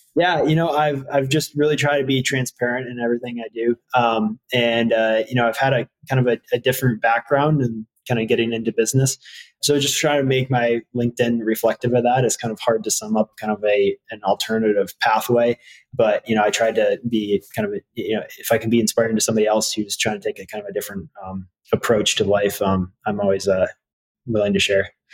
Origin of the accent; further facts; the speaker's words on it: Harbor Springs, Michigan, United States; I grew up in Harbor Springs